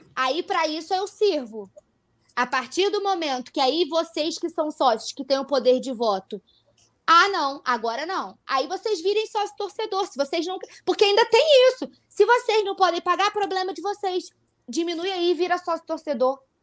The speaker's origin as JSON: {"language": "Portuguese", "town": "Nova Friburgo", "region": "Rio de Janeiro", "country": "Brazil", "said": "eu sou de Friburgo, é interior do Rio"}